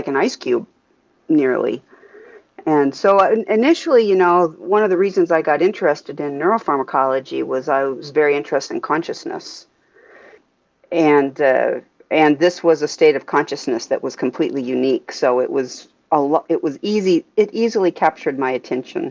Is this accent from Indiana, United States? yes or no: no; Alaska, United States; I am from Alaska, and I left for graduate school and a postdoc, so I was gone for about 8 years, and came back to Alaska